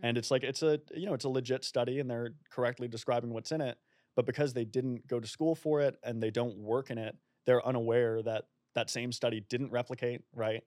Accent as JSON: {"language": "English", "town": "Boston", "region": "Massachusetts", "country": "United States", "also_born_or_lived": "Oxford", "moved": "as an adult", "lives_now": "Melbourne, Australia", "said": "I'm originally from Boston"}